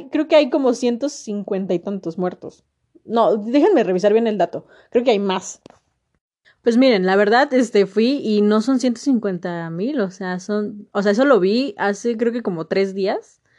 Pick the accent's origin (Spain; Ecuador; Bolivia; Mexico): Mexico; informarme qué está pasando en mi país, saber qué está sucediendo, porque si no sé qué está sucediendo, nunca voy a saber el por qué estamos así. La economía está de la chingada, la sociedad está de la chingada, México como país siento que no está realmente unido